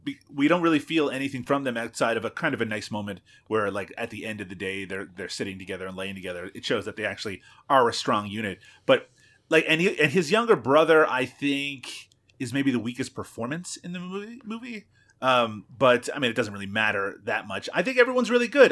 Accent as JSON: {"language": "English", "region": "Newfoundland and Labrador", "country": "Canada", "tie": "born or raised there", "said": "where I grew up, cod is king"}